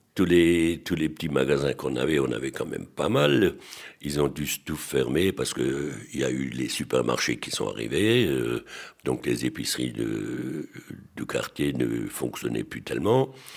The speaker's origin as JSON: {"language": "French", "town": "Strasbourg", "region": "Grand Est", "country": "France", "tie": "born or raised there", "said": "À l'école euh, où j'étais rue de l'Académie, mon, mon voisin de, de bon, il s'appelait M. Simon Schneider, que je pense que pas mal de Strasbourgeois doivent connaître"}